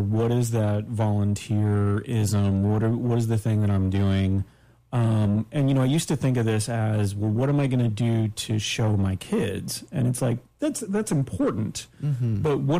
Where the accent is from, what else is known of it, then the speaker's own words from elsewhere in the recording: Daytona Beach, Florida, United States; growing up in Daytona, we went to the Greek Orthodox Church.